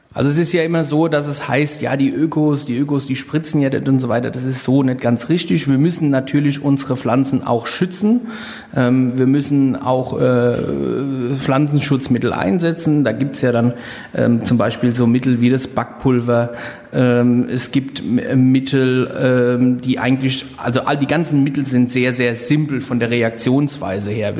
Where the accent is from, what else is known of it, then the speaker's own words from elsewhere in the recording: Rheinhessen, Rhineland-Palatinate, Germany; hier bei uns in Rheinhessen